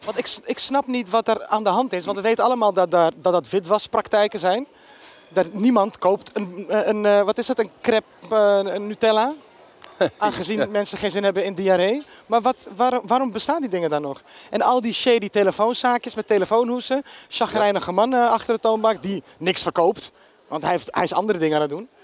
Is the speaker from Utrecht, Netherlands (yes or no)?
no; Amsterdam, North Holland, Netherlands; Ik kom uit de Bijlmer